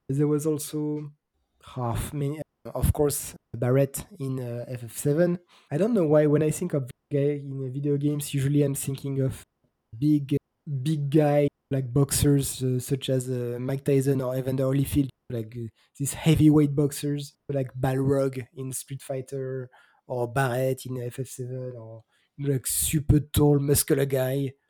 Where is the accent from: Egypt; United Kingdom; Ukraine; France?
France; As a French kid growing up